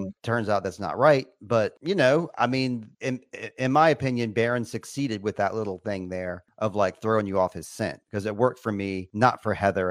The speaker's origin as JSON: {"language": "English", "country": "United States", "said": "I'm an American boy"}